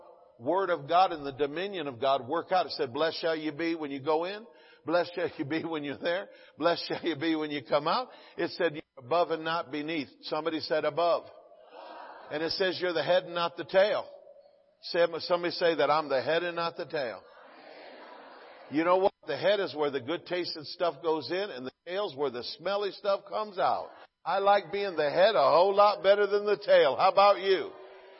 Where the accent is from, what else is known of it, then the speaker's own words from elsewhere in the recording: the South, United States; now in California, United States; I'm from the South